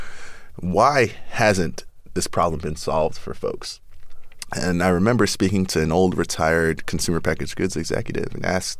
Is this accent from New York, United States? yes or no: yes; New York City, New York, United States; born or raised there